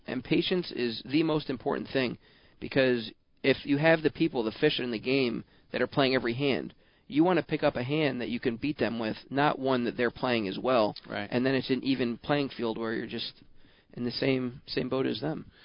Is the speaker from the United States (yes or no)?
yes; Baltimore, Maryland, United States; I grew up in Baltimore